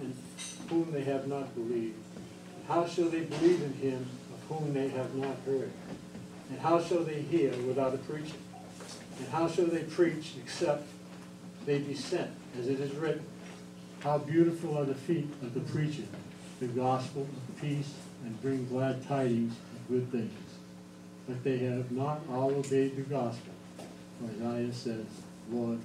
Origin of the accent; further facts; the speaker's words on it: Provincetown, Massachusetts, United States; moved away as an adult; also born or lived in Sandusky, Ohio; I'm actually from Provincetown, and I'm a Portuguese